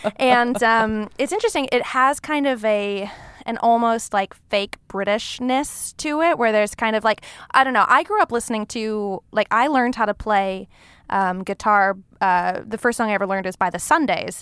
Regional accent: Long Beach, California, United States; moved away as an adult; now in Los Angeles, United States; I grew up in Long Beach, California.

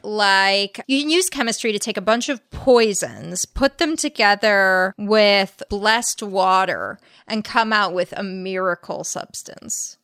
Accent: La Crescenta, California, United States; born or raised there

